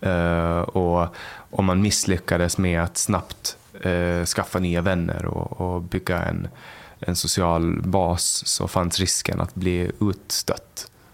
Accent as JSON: {"language": "Swedish", "town": "Mariehamn", "country": "Åland Islands", "tie": "born or raised there", "said": "där jag, i Mariehamn och Övernäs så var vi en, det var en ganska stor skola"}